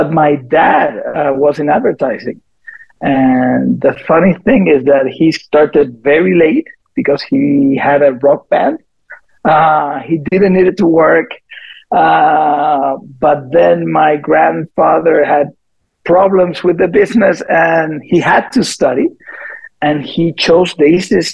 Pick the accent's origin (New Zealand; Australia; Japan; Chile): Chile; moved away as an adult; also born or lived in Bogota, Colombia / Puerto Rico / Delano, California; I'm from Chile originally. I was born in Bogota because my parents lived there